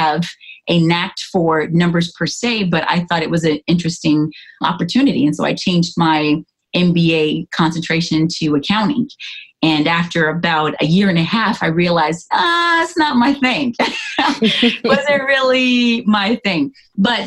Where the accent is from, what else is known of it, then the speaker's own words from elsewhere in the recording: California, United States; moved away as an adult; also born or lived in Atlanta, Georgia; I'm originally from California